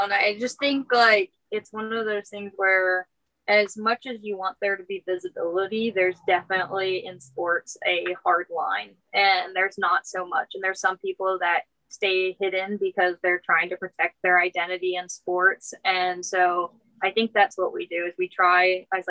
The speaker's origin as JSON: {"language": "English", "region": "Texas", "country": "United States", "said": "I came from Texas and it was very hard for me to come out as gay."}